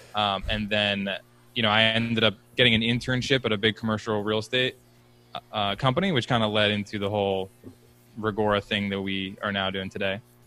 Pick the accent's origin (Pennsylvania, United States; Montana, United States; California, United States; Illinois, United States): Pennsylvania, United States; Philadelphia; now in Boston, United States; I grew up actually right outside Philly